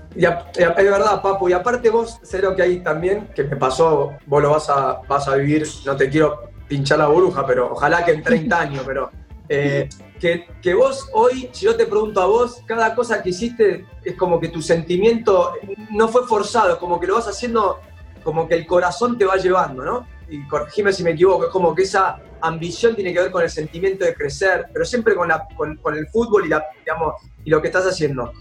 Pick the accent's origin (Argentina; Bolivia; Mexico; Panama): Argentina; yo soy de Martín